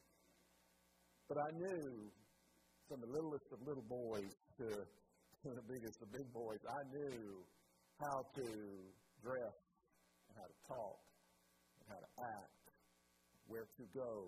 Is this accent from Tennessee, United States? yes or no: yes; Chattanooga, Tennessee, United States; In the 1970s, I was born in Chattanooga, Tennessee